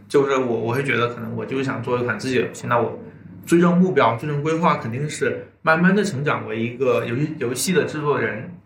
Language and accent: Chinese; China; 我作为，作为一个中国人